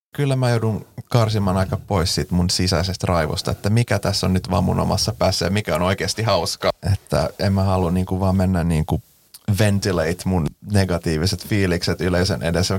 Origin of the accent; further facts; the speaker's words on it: Finland; first language Swedish; Finnish is a second language; mä oon suomenruotsalainen